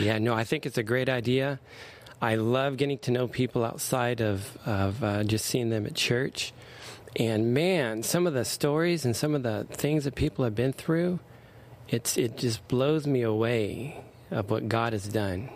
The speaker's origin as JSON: {"language": "English", "town": "Anaheim", "region": "California", "country": "United States", "tie": "born or raised there", "also_born_or_lived": "Stanton, California", "said": "I grew up in Anaheim."}